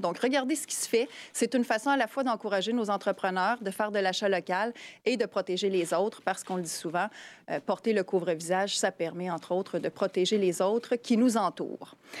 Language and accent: French; Quebec City, Quebec, Canada; chez nous à Québec